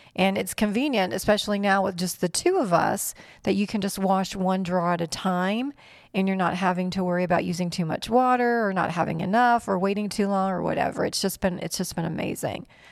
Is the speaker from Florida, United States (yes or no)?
yes; North Port, Florida, United States; also born or lived in New York / Fort Benning, Georgia / Venice, Florida; I was born in New York, into a big Italian family, and when my grandparents moved to Florida, the family moved to Florida, Northport specifically, and lived in Northport until I met Mark